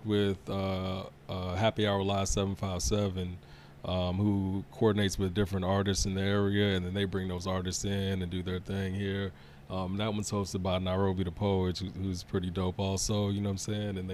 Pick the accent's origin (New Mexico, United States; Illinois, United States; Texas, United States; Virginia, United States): Virginia, United States; Chesapeake; also born or lived in Congo; I went to Deep Creek High School, so it's not too far from Portsmouth area